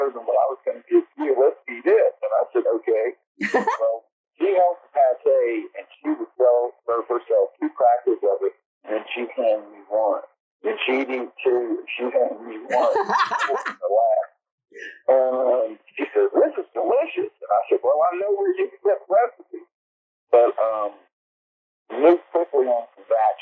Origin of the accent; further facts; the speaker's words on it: Charleston, South Carolina, United States; born and raised here, obviously, grew up on Sullivan's Island in the 60s